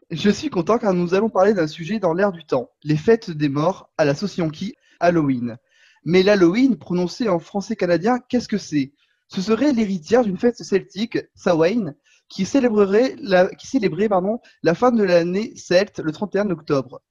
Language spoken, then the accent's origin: French; Corsica, France; je suis corse